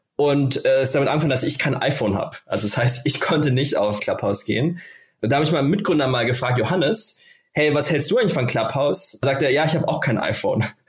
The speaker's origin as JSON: {"language": "German", "country": "Germany", "said": "bei uns in Deutschland"}